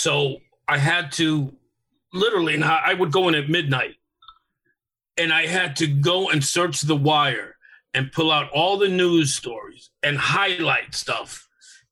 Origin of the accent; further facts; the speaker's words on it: New York, United States; I'm a New Yorker too